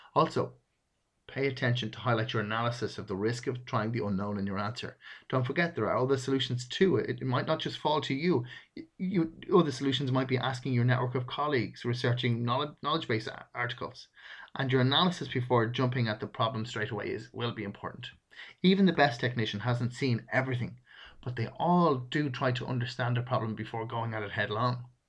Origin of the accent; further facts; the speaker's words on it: Ireland; I'm Irish. It's a natural speech rhythm for me to use we a lot.